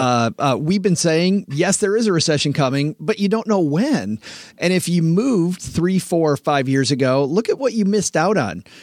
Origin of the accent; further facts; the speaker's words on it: West Michigan, United States; I grew up in West Michigan where it's all farms.